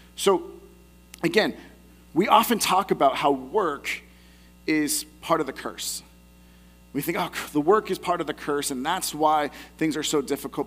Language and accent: English; the Bay Area, California, United States; I had an opportunity to go to Alcatraz when I was younger, growing up in the Bay Area